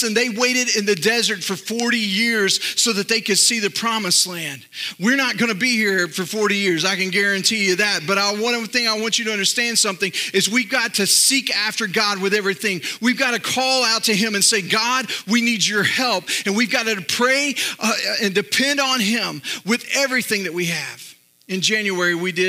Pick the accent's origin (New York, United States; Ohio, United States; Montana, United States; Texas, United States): Texas, United States; Northeast; I grew up in Northeast Texas and then moved to Central Texas when I was 11, but I still have a little bit of that old Northeast Texas wisdom